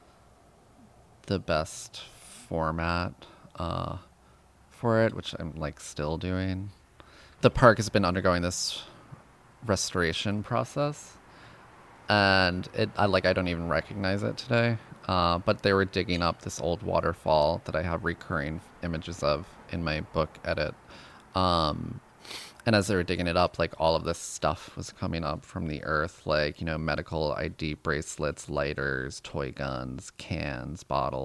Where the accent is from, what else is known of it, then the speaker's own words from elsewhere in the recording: Yonkers, New York, United States; growing up in Yonkers